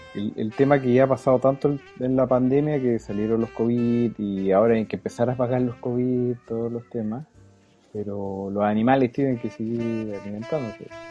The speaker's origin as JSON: {"language": "Spanish", "town": "Chuquicamate", "region": "Antofagasta", "country": "Chile", "said": "yo era de Chucky"}